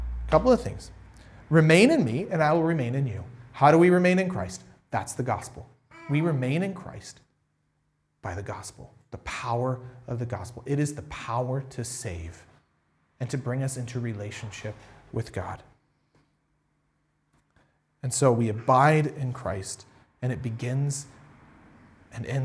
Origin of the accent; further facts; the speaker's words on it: United States; I'm from America